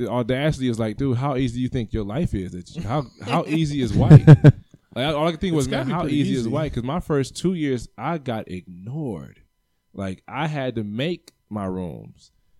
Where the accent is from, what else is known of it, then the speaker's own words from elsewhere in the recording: Cleveland, Ohio, United States; I'm from the East Side.